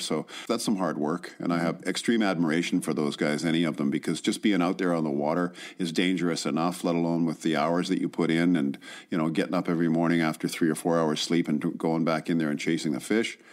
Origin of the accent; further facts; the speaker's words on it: Vancouver, British Columbia, Canada; also born or lived in Qualicum Beach, British Columbia; Oh, Vancouver